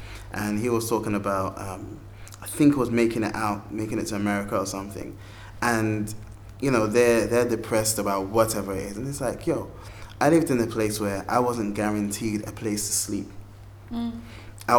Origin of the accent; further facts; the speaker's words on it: Ghana; moved away; growing up in Ghana